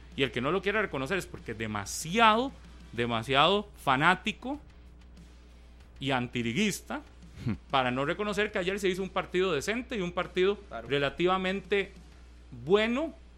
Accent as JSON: {"language": "Spanish", "country": "Costa Rica", "said": "ni como costarricense"}